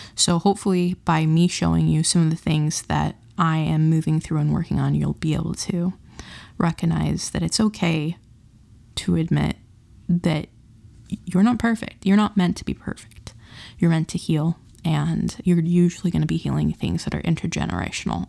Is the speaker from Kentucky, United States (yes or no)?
no; Utah, United States; where I grew up in Utah